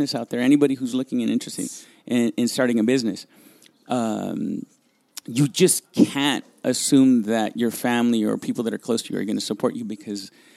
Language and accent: English; Los Angeles, California, United States; first language Spanish; English is a second language; also born or lived in Monterey Park, California / Guadalajara, Mexico; I'm a kid from Boyle Heights